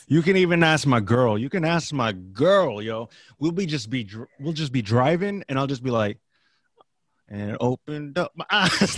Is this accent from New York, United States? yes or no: no; the Bay Area, California, United States; I grew up in the Bay